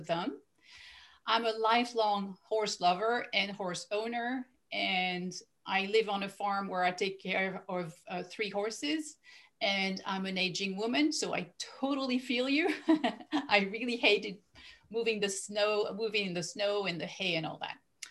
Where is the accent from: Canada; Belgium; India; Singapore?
Belgium; first language French; English is a second language; moved away; I'm originally from Belgium